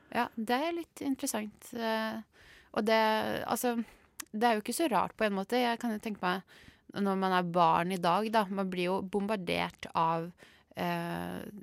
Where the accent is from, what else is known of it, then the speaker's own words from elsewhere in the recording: Skien, Telemark, Norway; now in Oslo, Norway; Jeg er som sagt fra Skien, Borgestad, et lite sted.